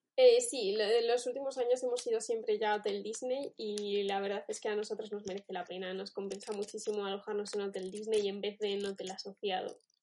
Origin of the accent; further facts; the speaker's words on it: Spain; somos españoles